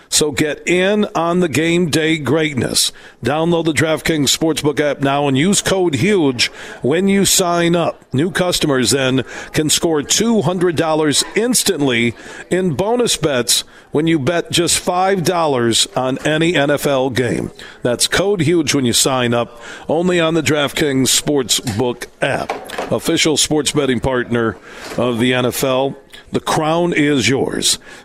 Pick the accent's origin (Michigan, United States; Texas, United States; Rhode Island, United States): Michigan, United States; Sparta; just down the road from where I grew up in Sparta, Michigan.